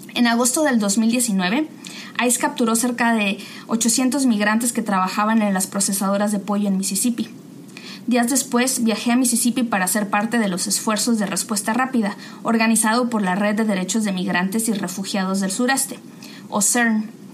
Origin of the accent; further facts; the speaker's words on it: Mexico; moved away as an adult; also born or lived in Massachusetts, United States; now in United States; yo soy de México, fui criada en una familia de clase trabajadora